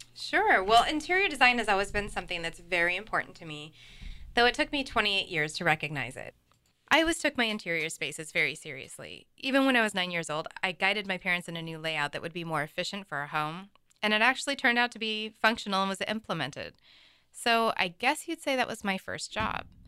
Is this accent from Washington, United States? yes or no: yes; Seattle, Washington, United States; now in Vashon Island, United States; I was born and raised in Seattle and was living in West Seattle